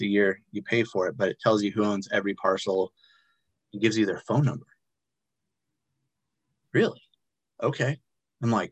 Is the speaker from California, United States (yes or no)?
yes; Encinitas, California, United States; where I grew up in Encinitas, it's North County, San Diego